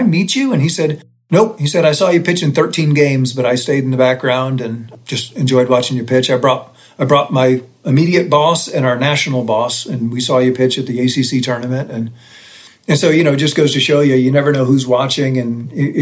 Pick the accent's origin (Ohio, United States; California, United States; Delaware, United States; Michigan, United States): Ohio, United States; Berea; I was working back in my hometown of Berea, Ohio